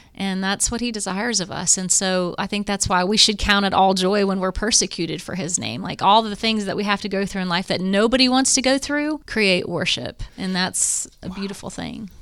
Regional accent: Morrow, Ohio, United States; now in Tennessee, United States; we grew up in Morrow, which is close to here

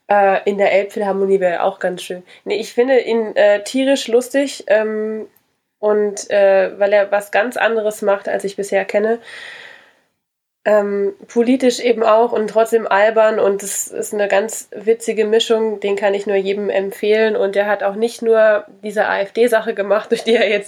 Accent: Saarland, Germany; born there; Salui ist äh, ganz klein, da bin ich geboren in einer sehr berühmten Klinik, wo mal zwei Babys vertauscht wurden.

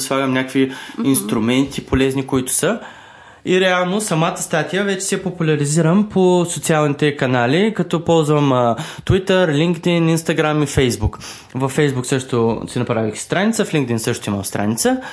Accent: Varna, Varna Province, Bulgaria; аз съм от Варна също

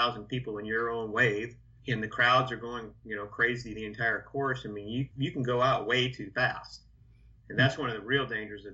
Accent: Seattle, Washington, United States; I'm from Seattle

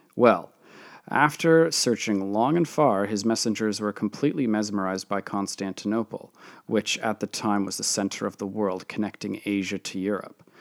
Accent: Canada; my home country of Canada

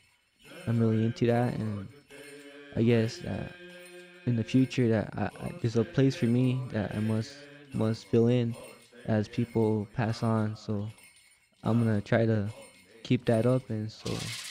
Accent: Cochiti Pueblo, New Mexico, United States; I'm from Cochiti Pueblo. I'm a Native American.

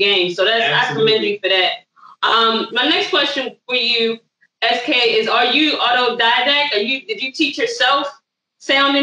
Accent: Baltimore, Maryland, United States; We're from Baltimore

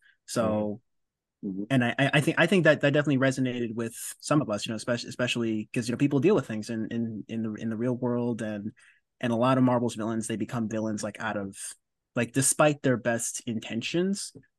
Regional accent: Oakland, California, United States; growing up in Oakland around the time of the LA riots

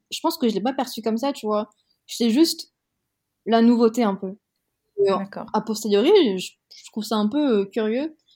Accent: France; accent: French; première langue c'était le français parce que c'est vrai et que aussi j'ai la, nationalité française, que j'ai grandi en France

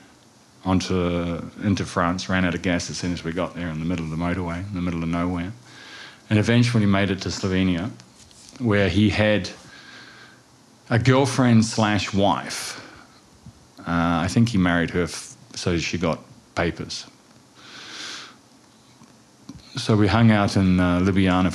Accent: New Zealand; moved away as an adult; also born or lived in Wellington, New Zealand / London; now in Dubrovnik, Croatia; I was born in Wellington, New Zealand. And I spent the first half of my childhood in suburbia and then moved to the countryside in New Zealand, sheep and cattle farming, where I spent the last half of my childhood through high school

